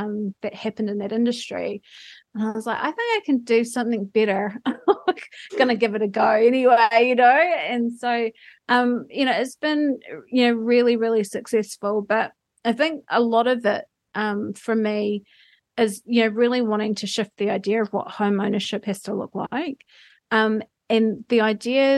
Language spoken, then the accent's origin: English; Foxton, Manawatū-Whanganui, New Zealand; when I was little and poor and growing up in Foxton